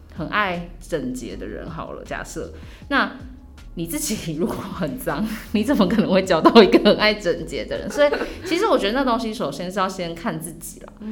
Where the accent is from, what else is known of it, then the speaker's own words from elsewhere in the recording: Taichung, Taiwan; now in Taipei, Taiwan; 然后我是台中人